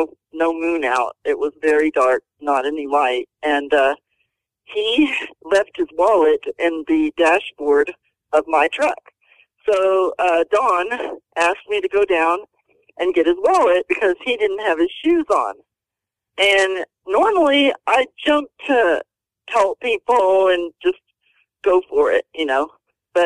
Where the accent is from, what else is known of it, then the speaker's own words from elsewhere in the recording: Houston, Texas, United States; also born or lived in Lufkin, Texas; I grew up in Houston. I was a rodeo cowgirl